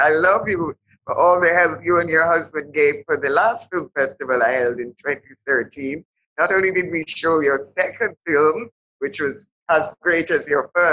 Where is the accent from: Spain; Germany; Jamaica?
Jamaica; Kingston; I grew up in Kingston